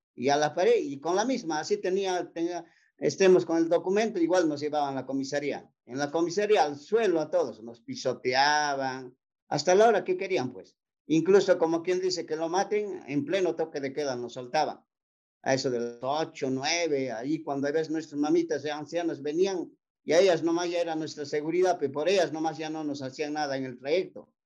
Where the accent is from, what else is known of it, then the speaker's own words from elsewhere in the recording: Ayacucho, Peru; casi todo lo que somos guamanguinos nomás, ayacuchanos, guamanguinos más que nada